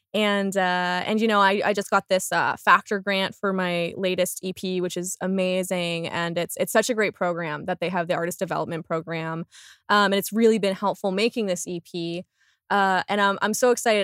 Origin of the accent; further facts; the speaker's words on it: Windsor, Ontario, Canada; also born or lived in Toronto; now in Halifax, Canada; I'm from Windsor, Ontario originally